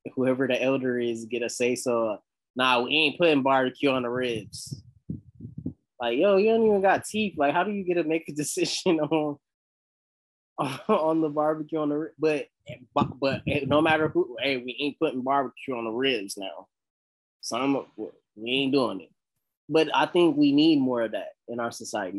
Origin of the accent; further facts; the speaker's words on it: the South, United States; I'm from the South